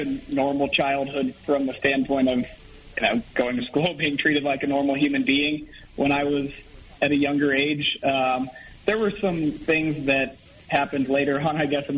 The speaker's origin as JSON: {"language": "English", "town": "St. Louis", "region": "Missouri", "country": "United States", "tie": "born or raised there", "moved": "as an adult", "lives_now": "Colorado, United States", "said": "I grew up in St. Louis, Missouri"}